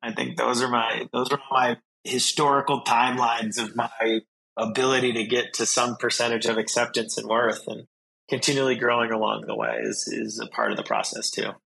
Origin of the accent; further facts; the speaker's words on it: Vermont, United States; I'm originally from Vermont